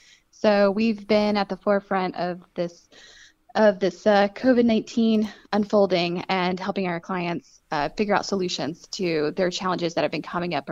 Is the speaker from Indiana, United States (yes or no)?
no; Hayesville, North Carolina, United States; So, I mean, I grew up in Hayesville, North Carolina, so right here in Western North Carolina. And so I grew up in a farming community.